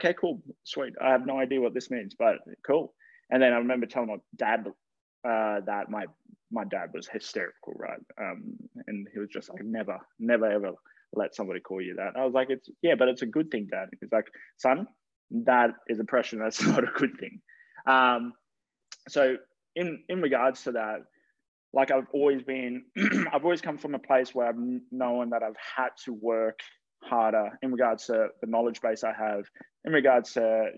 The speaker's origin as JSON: {"language": "English", "town": "Campbelltown", "region": "New South Wales", "country": "Australia", "tie": "born or raised there", "also_born_or_lived": "Canberra", "said": "When I grew up there, when my parents moved us there, when I think it was 10 years old"}